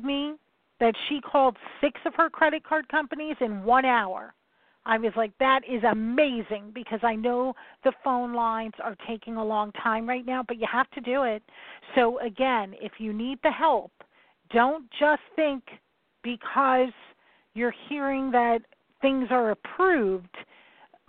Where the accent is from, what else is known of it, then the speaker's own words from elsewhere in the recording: New York, United States; I'm from New York